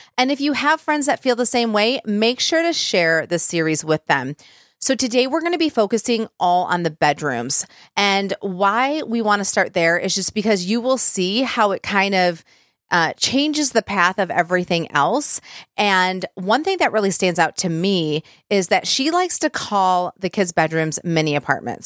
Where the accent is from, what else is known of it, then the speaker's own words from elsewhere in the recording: Michigan, United States; now in Tennessee, United States; we're, we're from Michigan, but live in Tennessee